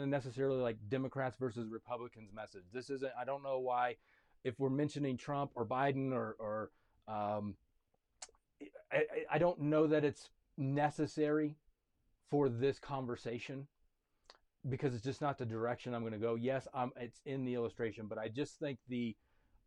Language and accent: English; United States; I am a citizen of America